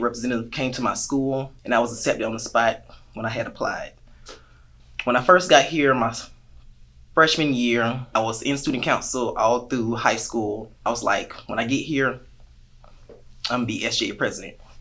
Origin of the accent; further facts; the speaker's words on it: Augusta, Georgia, United States; I'm from Augusta, Georgia, the soulful city, the real 706.